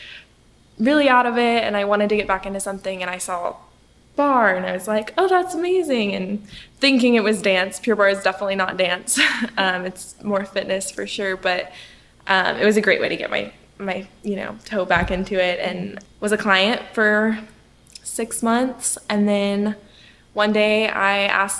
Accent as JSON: {"language": "English", "town": "Midland", "region": "Texas", "country": "United States", "tie": "born or raised there", "moved": "yes", "lives_now": "Richardson, United States", "said": "I'm a Texas girl, but I grew up in Midland, Texas, so very far west"}